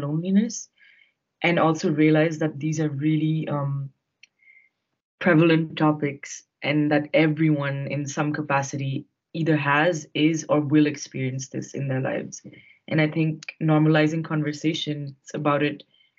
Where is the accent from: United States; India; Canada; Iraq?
India; moved away as an adult; now in Netherlands; I am 23 and I'm from India. I also moved to the Netherlands when I was 18